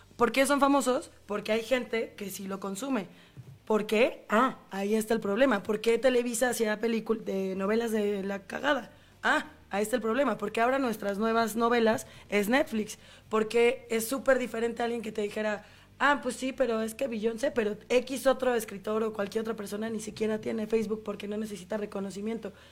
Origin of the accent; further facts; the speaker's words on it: Mexico; nosotros somos mexicanos